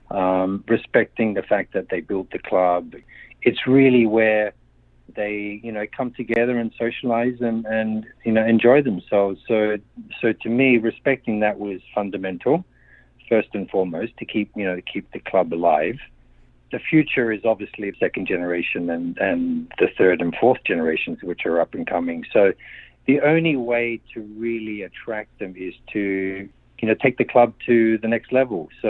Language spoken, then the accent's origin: English; Adelaide, South Australia, Australia; born there; moved away as an adult; Okay, I'm 57. I was born in Adelaide and um, to Slovenian parents and the Slovenian club community church was really a, a, a, very important part of my upbringing.